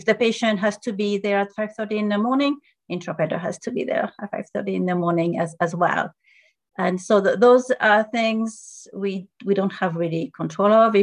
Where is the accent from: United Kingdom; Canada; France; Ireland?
France; first language French; English is a second language; now in United States; So I'm from France originally. So I was born there, and I learned English.